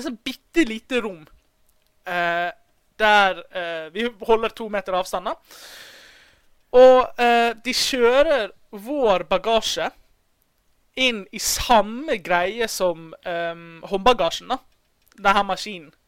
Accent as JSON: {"language": "Norwegian", "town": "Bergen", "region": "Vestland", "country": "Norway", "accent": "Bergen dialect with rolled r", "said": "Bergenser med rulle-r er jo min dialekt"}